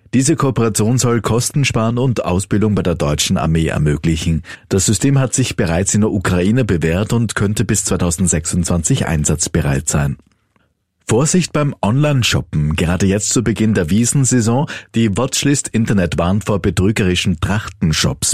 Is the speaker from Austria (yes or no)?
yes; Austria; bei uns in Österreich